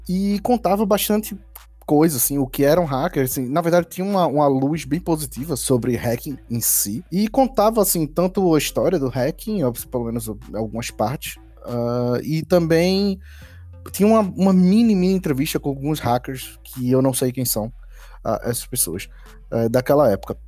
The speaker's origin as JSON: {"language": "Portuguese", "town": "Recife", "region": "Pernambuco", "country": "Brazil", "tie": "born or raised there", "said": "Eu morei no Recife, né? Assim, cresci, nasci e, e cresci no Recife"}